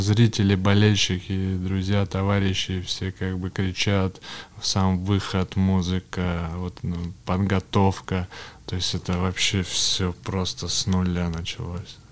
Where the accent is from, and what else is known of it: Yekaterinburg, Sverdlovsk Oblast, Russia; born or raised there; also born or lived in Kamensk-Uralsky